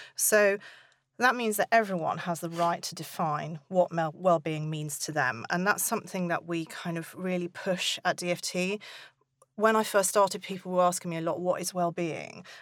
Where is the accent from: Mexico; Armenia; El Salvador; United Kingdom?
United Kingdom; we're British